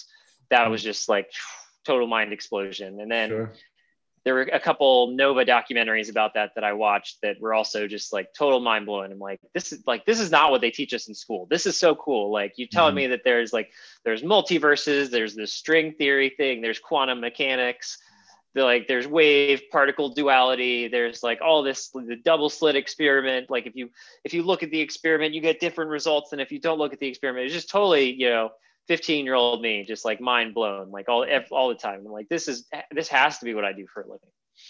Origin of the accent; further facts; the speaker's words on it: New Orleans, Louisiana, United States; moved away; also born or lived in Heidelberg, Germany; I was from New Orleans originally, but I moved around a few different places, and ended up going to high school in Heidelberg, Germany.